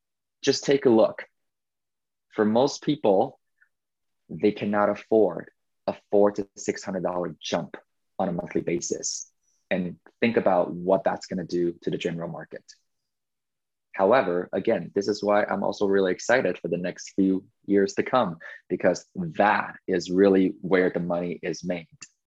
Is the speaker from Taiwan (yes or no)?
yes; Taiwan; I think it's because I came from Taiwan and I felt like I lost Chinese New Year's.